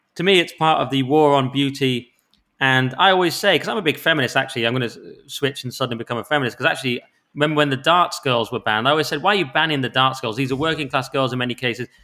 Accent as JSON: {"language": "English", "area": "the Lakes", "region": "North West England", "country": "United Kingdom", "tie": "born or raised there", "said": "my hometown of the lakes"}